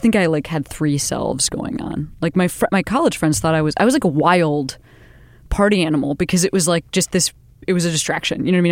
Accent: Western Springs, Illinois, United States; I grew up outside Chicago, fifteen miles west of the city in a little teeny town called Western Springs

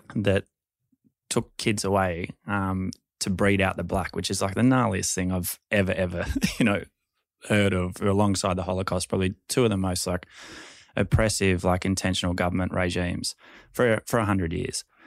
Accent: Sydney, New South Wales, Australia; we grew up in Balmain

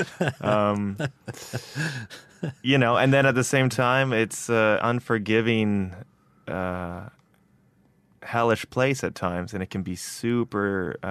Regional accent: Ottawa, Ontario, Canada; now in Toronto, Canada; I'm originally from Ottawa. I mean, I moved around a lot, but grew up in Ottawa and then have been here.

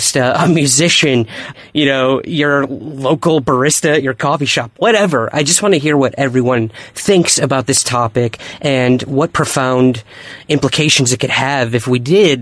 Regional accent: Syracuse, New York, United States; my hometown of Syracuse, New York

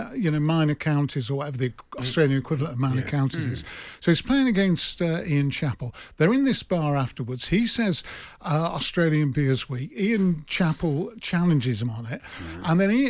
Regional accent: Manchester, North West England, United Kingdom; I'm from Manchester. Yeah. I am a, you know, Mancunian.

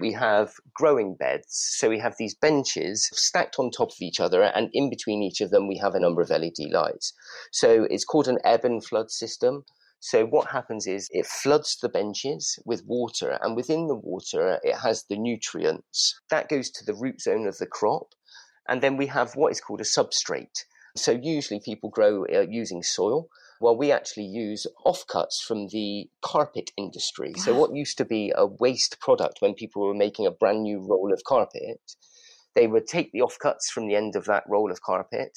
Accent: Bristol, South West England, United Kingdom; moved away as an adult; now in London, United Kingdom; We're old friends from Bristol. You may be able to detect a slight accent. I'd moved up to London about 20 years ago.

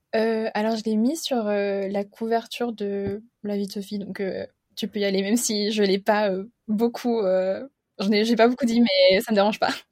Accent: Geneva, Switzerland; je suis suisse et j'habite à Genève. je suis née ici, je fais mes études ici

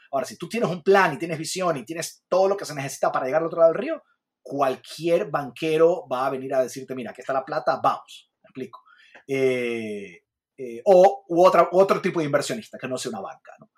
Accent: Ecuador

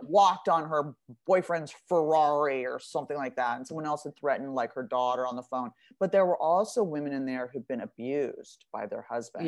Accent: Beverly Hills, California, United States; I'm from Beverly Hills. I went to like an all girls private uniform school

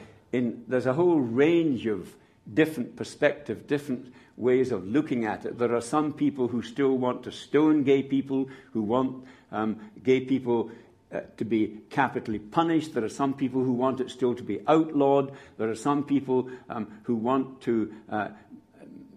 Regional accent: Scotland, United Kingdom; I'm a Scot

